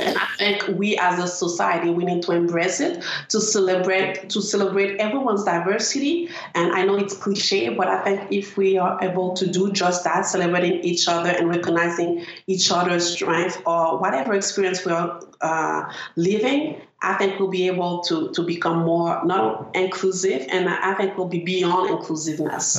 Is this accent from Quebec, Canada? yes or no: yes; Montreal, Quebec, Canada; I'm from Montreal North